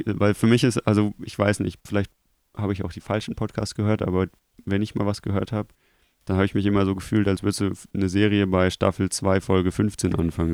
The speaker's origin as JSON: {"language": "German", "town": "Krefeld", "region": "North Rhine-Westphalia", "country": "Germany", "said": "bei uns in Krefeld gab es eine Schule"}